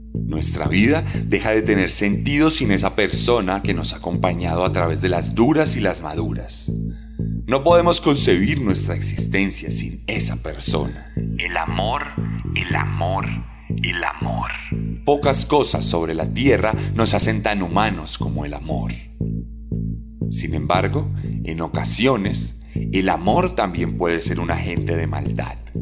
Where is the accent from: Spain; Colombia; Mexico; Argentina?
Colombia; en Colombia nos encontramos